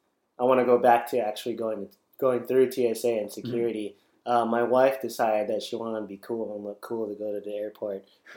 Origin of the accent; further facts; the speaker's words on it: Philippines; traveling to the Philippines was kind of eye-opening because I did grow up there. I wasn't well off in the Philippines. My favorite toy was a bicycle tire and a stick.